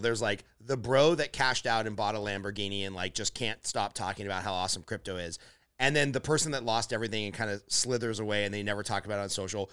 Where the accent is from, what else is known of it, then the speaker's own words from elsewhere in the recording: Glendale, California, United States; I grew up in Glendale, California